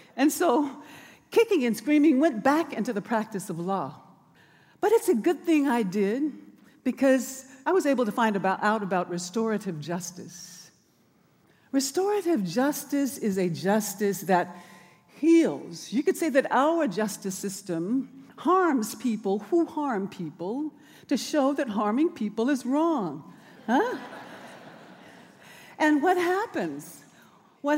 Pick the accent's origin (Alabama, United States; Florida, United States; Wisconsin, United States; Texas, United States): Alabama, United States; Birmingham; now in Oakland, United States; It was dangerous for me as a child growing up in Bombingham on Dynamite Hill because of racial violence